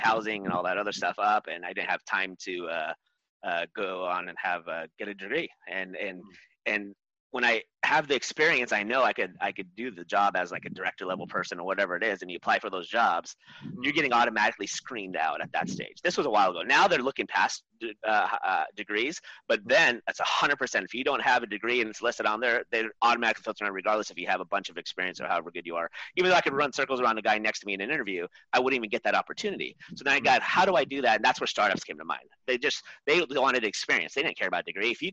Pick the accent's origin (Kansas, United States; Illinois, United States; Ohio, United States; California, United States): California, United States; Orange County; I was born here in Southern California, but I was raised in Orange County